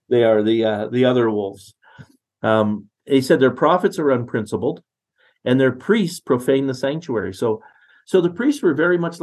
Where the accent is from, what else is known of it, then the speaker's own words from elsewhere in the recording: Netherlands; now in Canada; I'm from Holland. My parents are Dutch, right?